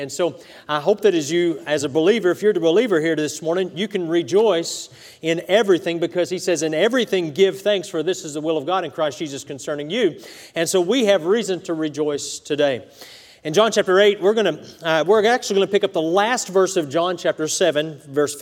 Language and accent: English; United States; as an American